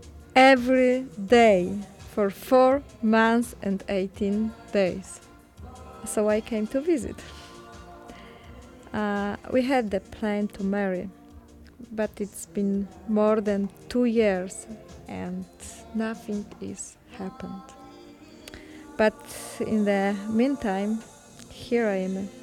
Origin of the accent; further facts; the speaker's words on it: Poland; English is a second language; moved away as an adult; also born or lived in Krakow, Poland / Kyiv, Ukraine; now in Chicago, United States; I'm from Poland. I used to be the middle school teacher in Krakow